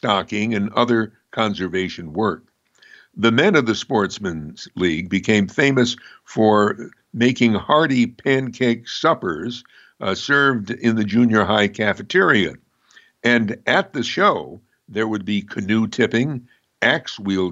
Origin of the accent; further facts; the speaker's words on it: Amsterdam, New York, United States; I mainly write about my hometown of Amsterdam, New York